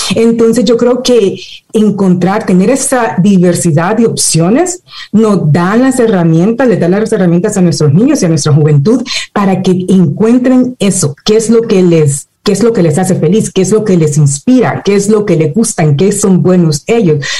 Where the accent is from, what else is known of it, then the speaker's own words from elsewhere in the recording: El Salvador; now in United States; nací en El Salvador, crecí en El Salvador